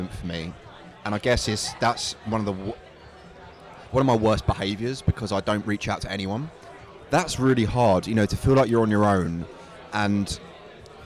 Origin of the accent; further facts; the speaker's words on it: Basildon, East of England, United Kingdom; also born or lived in Chelmsford; I'm from Essex. Originally grew up in Basildon, but I moved out to Chelmsford